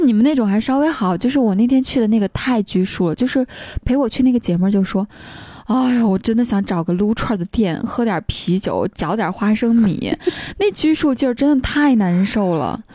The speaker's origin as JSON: {"language": "Chinese", "town": "Xinxiang", "region": "Henan", "country": "China", "moved": "yes", "said": "我是河南人嘛， 所以我去郑州出差离我们家新乡很近的"}